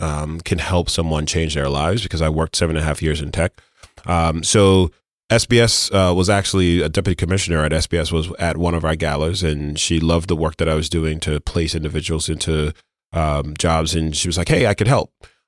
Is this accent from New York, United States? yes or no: yes; Brooklyn, New York, United States; You know, I grew up in Brooklyn. You know, I went to Brooklyn Tech. I'm a Brooklyn person.